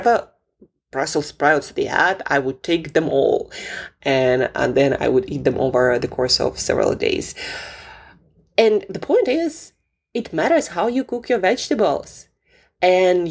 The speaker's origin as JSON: {"language": "English", "region": "Siberia", "country": "Russia", "tie": "born or raised there", "moved": "yes", "said": "I grew up in Siberia"}